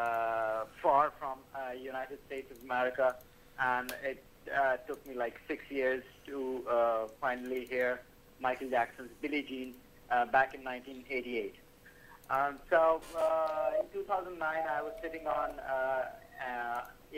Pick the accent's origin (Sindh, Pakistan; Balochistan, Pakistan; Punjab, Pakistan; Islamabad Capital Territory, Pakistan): Sindh, Pakistan; Karachi; I'm from Karachi, Pakistan.